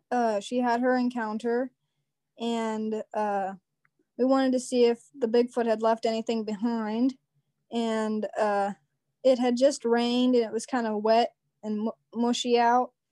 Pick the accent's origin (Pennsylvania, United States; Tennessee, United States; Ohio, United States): Ohio, United States; Southeastern; I'm also from Southeastern Ohio.